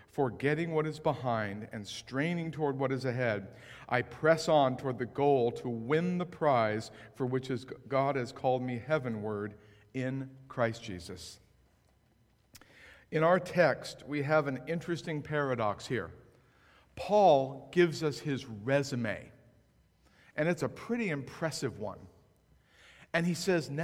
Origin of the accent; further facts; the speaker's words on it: West Coast, United States; also born or lived in Framingham, Massachusetts; I grew up on the West Coast